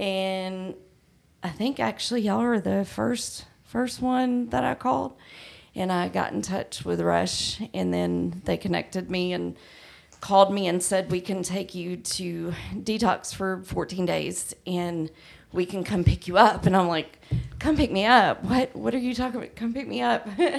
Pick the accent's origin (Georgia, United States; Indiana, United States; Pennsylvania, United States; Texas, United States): Georgia, United States; Douglasville